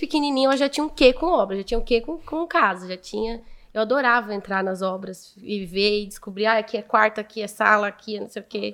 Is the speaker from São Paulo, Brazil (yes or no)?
yes; Martinópolis, São Paulo, Brazil; also born or lived in Presidente Prudente; Eu nasci em Prudente, mas fui com seis anos para Martinópolis